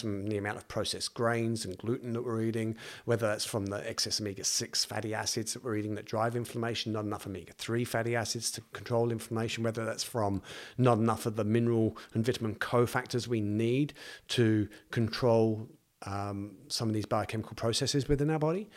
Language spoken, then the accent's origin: English; East of England, United Kingdom; now in New Zealand; I'm from just north of London, and mm. uh, so it's like a new town just north of London